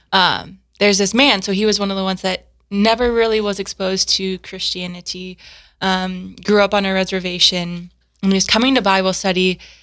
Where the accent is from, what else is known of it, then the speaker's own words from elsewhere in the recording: South Dakota, United States; also born or lived in Steubenville, Ohio; I grew up in Garrettstown, South Dakota.